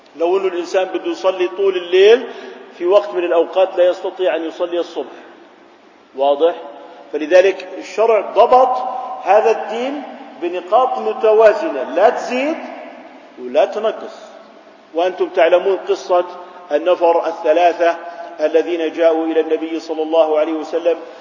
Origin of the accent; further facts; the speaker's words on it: Jordan; احنا عندنا في الأردن